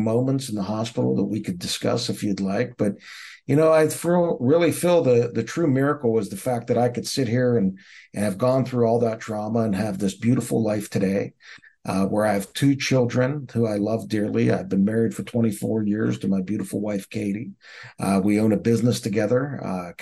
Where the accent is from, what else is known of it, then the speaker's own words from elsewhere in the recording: Pittsburgh, Pennsylvania, United States; I grew up in the United States, right outside of Pittsburgh, Pennsylvania